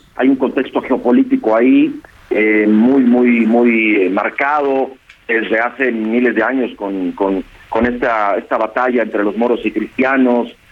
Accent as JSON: {"language": "Spanish", "country": "Mexico", "said": "nosotros como, como mexicanos"}